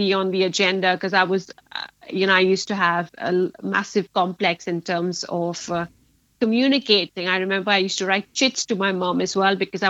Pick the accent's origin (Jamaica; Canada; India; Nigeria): India; Mumbai, Maharashtra; moved away as an adult; now in Leeds, United Kingdom; I was born in Bombay, in Mumbai now, raised in India, and I relocated to Leeds about 5 years back.